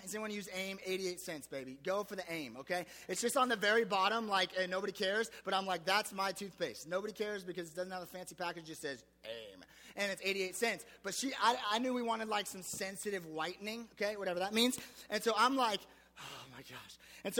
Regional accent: United States; I was spoiled as an American.

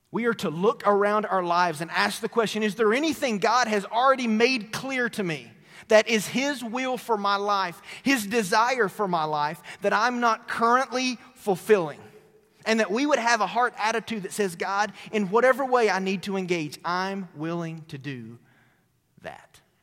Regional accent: Tennessee, United States; moved away; my hometown in Tennessee

